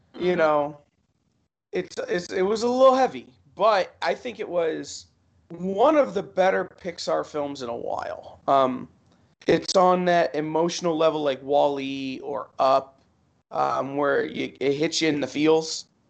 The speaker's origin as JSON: {"language": "English", "town": "Toledo", "region": "Ohio", "country": "United States", "said": "I'm from Toledo"}